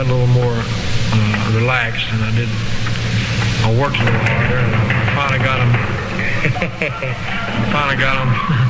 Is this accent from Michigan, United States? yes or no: no; Mississippi, United States; now in Memphis, United States; I'm from, I was born in Mississippi, but I live in Memphis, Tennessee.